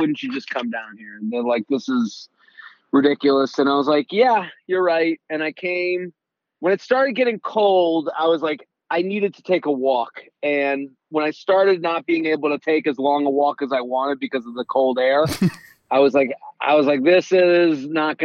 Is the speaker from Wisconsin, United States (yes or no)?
no; outside of Boston, Massachusetts, United States; moved away as an adult; now in New York, United States; But I'm from Boston. I'm from outside of Boston